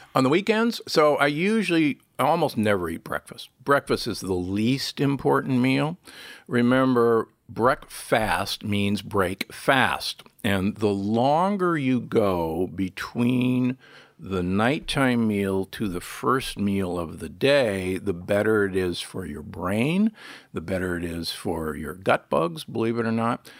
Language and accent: English; United States; also born or lived in Nebraska / Milwaukee, Wisconsin; I was born and raised in Nebraska and, and Milwaukee